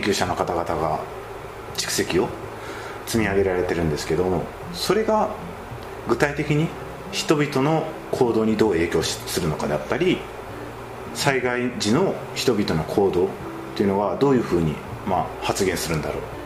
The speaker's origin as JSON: {"language": "Japanese", "region": "Kagawa", "country": "Japan", "tie": "born or raised there", "said": "自分も香川県の出身で"}